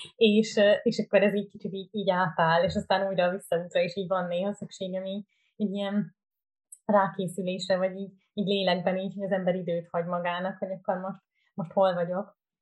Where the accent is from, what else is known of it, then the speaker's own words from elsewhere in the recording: Budapest, Hungary; moved away as an adult; now in Berlin, Germany; milyen származású vagyok, mondtam, hogy magyar